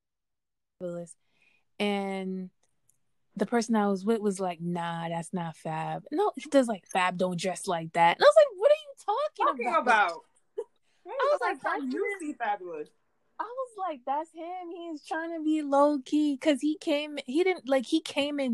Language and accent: English; Yonkers, New York, United States; I'm from Yonkers.